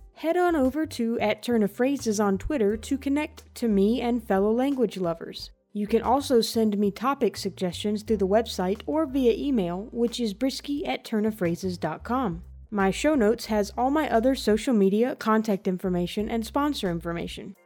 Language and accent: English; Southern United States, United States; As a Southerner